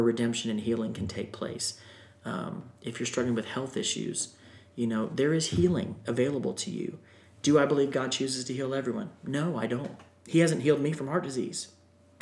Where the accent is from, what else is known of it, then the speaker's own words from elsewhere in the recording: Florida, United States; I grew up in Florida